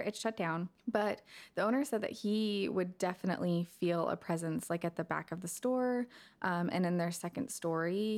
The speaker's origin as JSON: {"language": "English", "town": "McKinney", "region": "Texas", "country": "United States", "tie": "born or raised there", "said": "I grew up in McKinney"}